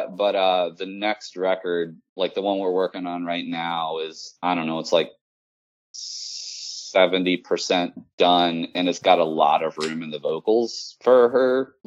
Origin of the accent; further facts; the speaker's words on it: Richmond, Virginia, United States; Richmond, Virginia, which is my hometown